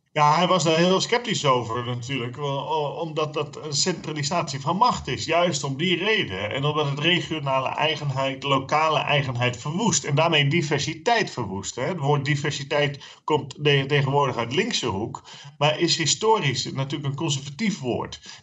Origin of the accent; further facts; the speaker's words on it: Friesland, Netherlands; now in Zeeland, Netherlands; als Fries